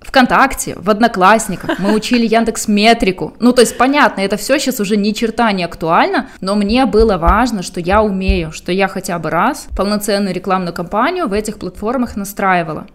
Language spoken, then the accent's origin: Russian; Belarus; now in Ukraine; я как, как белорус, который уже жил много лет в Украине